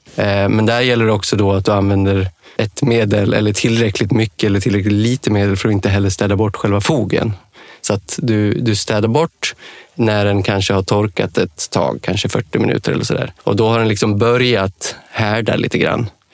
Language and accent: Swedish; Dalarna County, Sweden; moved away; also born or lived in Denmark; i Dalarna, där jag kommer från från början